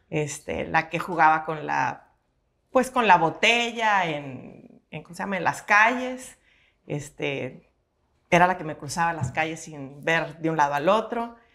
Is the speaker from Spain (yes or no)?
no; Monterrey, Nuevo León, Mexico; born there; Bueno, yo nací aquí en Monterrey, Nuevo León, un 10 de febrero